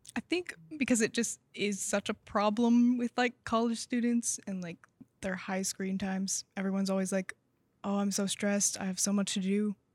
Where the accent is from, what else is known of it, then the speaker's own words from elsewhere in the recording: Bentonville, Arkansas, United States; moved away as an adult; now in Waco, United States; I'm from Arkansas